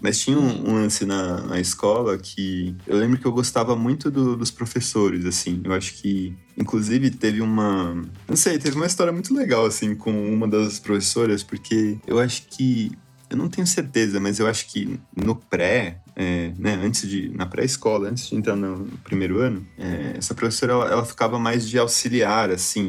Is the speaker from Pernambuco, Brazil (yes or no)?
no; São Paulo, Brazil; Eu nasci em São Paulo mesmo, é, num hospital lá em Guarulhos. E eu morei muito pertinho de lá, né? Num, bairro que chama São Miguel Paulista, em São Paulo mesmo